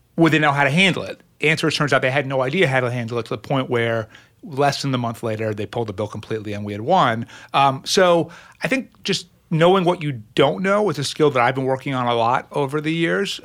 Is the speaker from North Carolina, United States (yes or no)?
no; Lawrence, New York, United States; also born or lived in Brooklyn, New York; I grew up in, in Brooklyn and then on Long Island